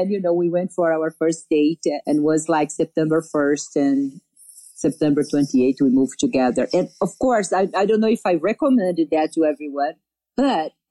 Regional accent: Brazil; I came from Brazil.

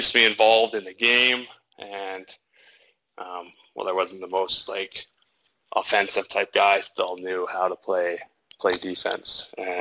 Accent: Port McNeill, British Columbia, Canada; now in Vancouver, Canada; We grew up in Port McNeil as well together.

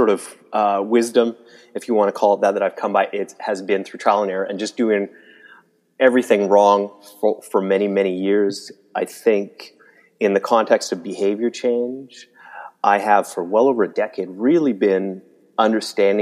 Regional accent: Calgary, Alberta, Canada; now in Toronto, Canada; I'm not a native Torontonian, to be fair. I grew up in Calgary in the West

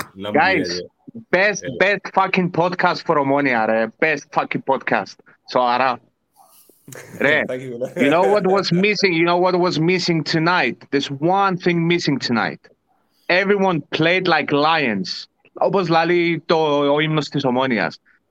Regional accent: Larnaca, Larnaca District, Cyprus; Maybe Ike a bit because I'm from Larnaca.

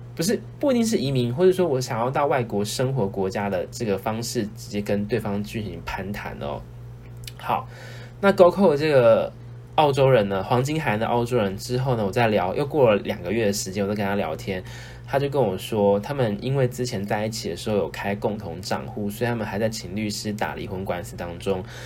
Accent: Taiwan; moved away as an adult; now in Australia; 因为我是一个台湾人

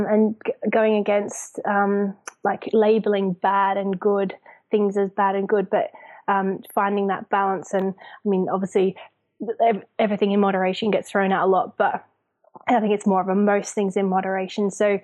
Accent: Zambia; also born or lived in Australia; now in United Kingdom; I'm obviously Australian, but I grew up in Zambia and then I live in the UK.

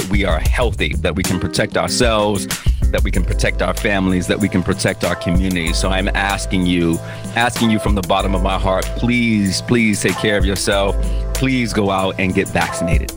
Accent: United States; I was born in the United States of America. That makes me an American

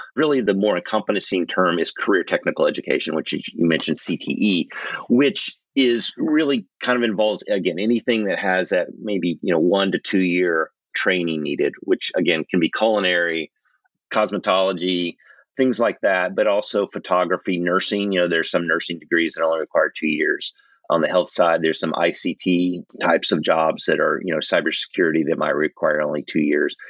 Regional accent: Oklahoma, United States; I grew up in Oklahoma

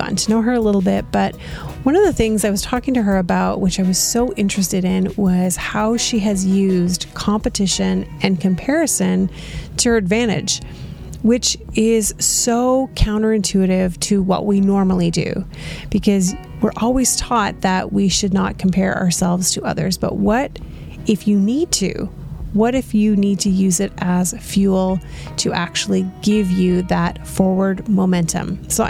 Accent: Canada; I love our Canadian Olympians.

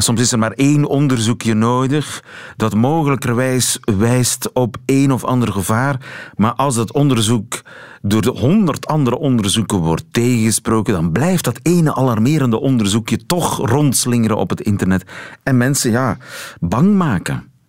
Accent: East Flanders, Belgium; ik kom uit Oost-Vlaanderen

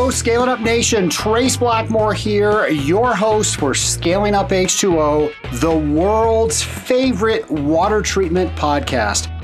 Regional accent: Atlanta, Georgia, United States; my hometown of Atlanta.

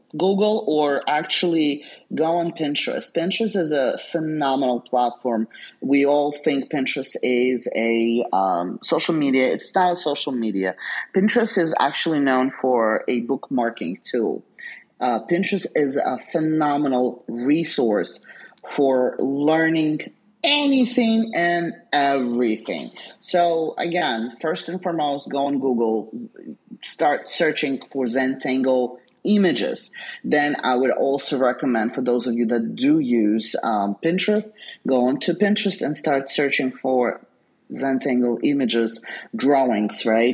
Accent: New York, United States; I don't have patience for anything, being the New Yorker that I am, right?

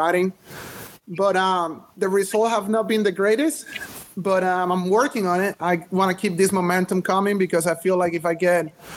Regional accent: Venezuela; I grew up in Venezuela

